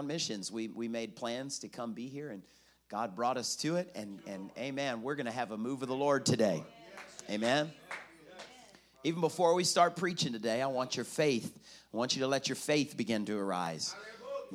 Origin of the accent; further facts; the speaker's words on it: South Carolina, United States; now in Florida, United States; I'm from South Carolina. I live in Florida, but I'm South Carolina boy.